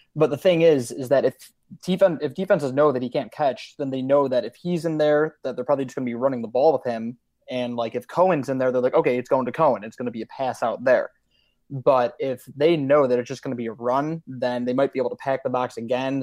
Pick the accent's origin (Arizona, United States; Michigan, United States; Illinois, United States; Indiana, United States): Illinois, United States; Crystal Lake; moved away as an adult; now in Jonesboro, United States; I'm born and raised in Crystal Lake, Illinois